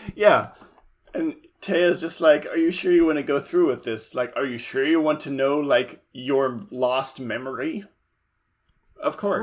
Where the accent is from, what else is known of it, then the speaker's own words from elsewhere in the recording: Livermore, California, United States; now in Portland, United States; my hometown, Livermore